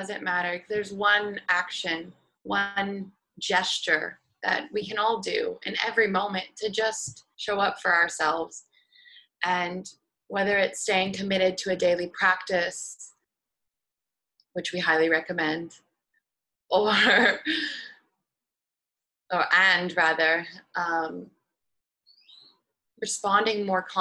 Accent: Seattle, Washington, United States; moved away; I'm from Seattle originally

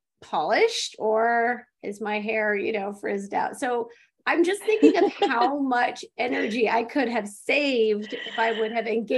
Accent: San Francisco Bay Area, California, United States; growing up in the San Francisco yes. Bay areas in the 80s.

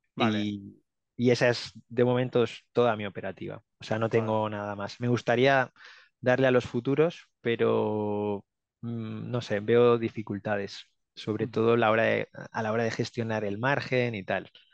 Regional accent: Barcelona, Catalonia, Spain; moved away as an adult; now in Finland; tengo 31 años, eh, soy de Barcelona

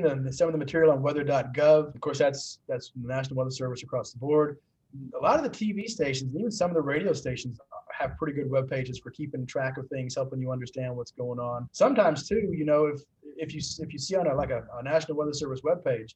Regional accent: Murphysboro, Illinois, United States; I'm from Murfreesboro, Illinois

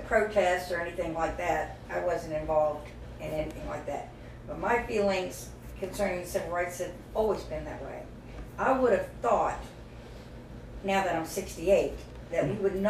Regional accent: West Virginia, United States; I grew up in West Virginia

